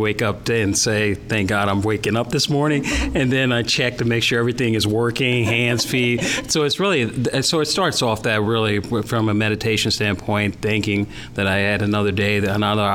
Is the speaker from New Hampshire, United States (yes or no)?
no; St. Louis, Missouri, United States; growing up in St. Louis